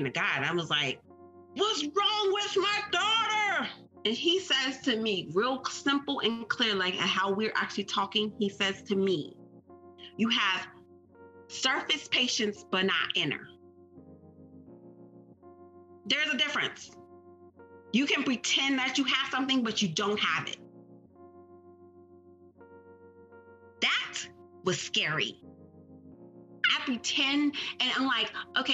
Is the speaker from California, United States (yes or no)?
no; Maryland, United States; I am born and raised in Maryland